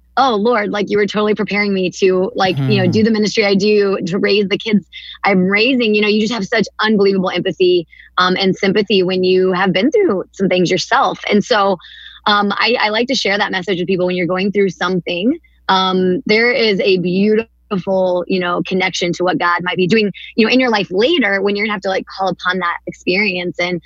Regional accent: Atchison, Kansas, United States; I was born and raised here in Kansas. My parents went to Benedictine College and graduated from there and then settled here in Atchison

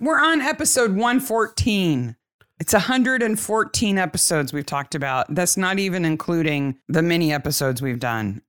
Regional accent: United States; I'm American

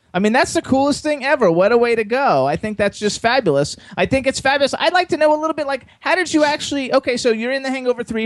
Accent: Miami, Florida, United States; now in Pennsylvania, United States; I was born in Miami also. Now I live in Pennsylvania.

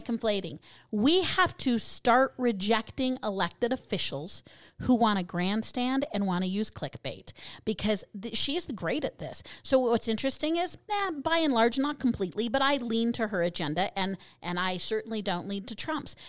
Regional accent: Colorado, United States; moved away; I'm from originally from Colorado

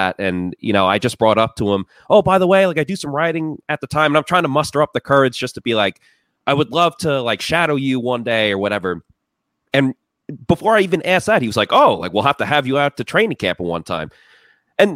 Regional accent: Massapequa Park, New York, United States; moved away; my hometown, I come from this town. It's technically Massapequa Park, but I always say Massapequa

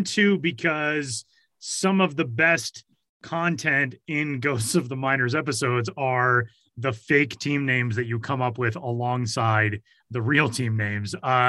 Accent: Denver, Colorado, United States; baseball history in my hometown

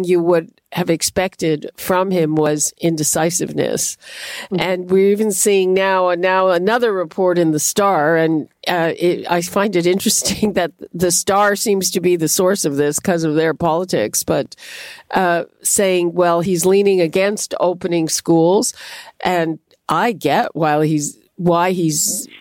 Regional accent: Montreal, Quebec, Canada; moved away; I grew up in Montreal

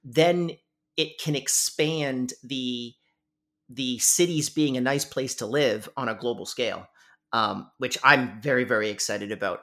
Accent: Canada; I'm Canadian

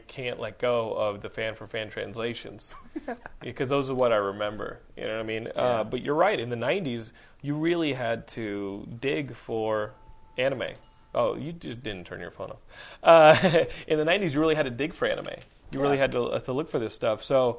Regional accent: Austin, Texas, United States; In the 90s, when I was growing up in Austin, well, in high school, I would go to UT.

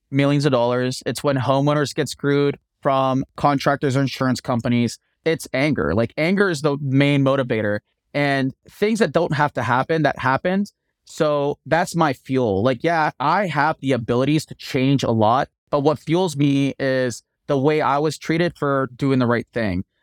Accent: East Coast, United States; now in Denver, United States; Because I come from East Coast, we want everything done yesterday, and I took that East Coast work ethic. I brought it to Denver.

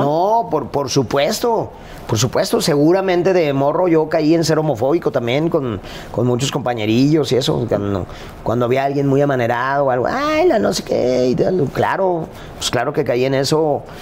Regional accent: Guadalajara, Jalisco, Mexico; yo crecí en un contexto en Guadalajara

